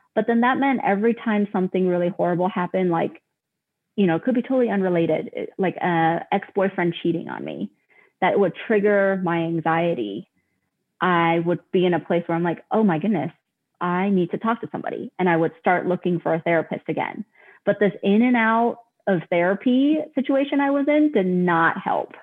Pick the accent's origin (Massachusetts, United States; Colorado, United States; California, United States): Colorado, United States; I am actually from Colorado, born and raised.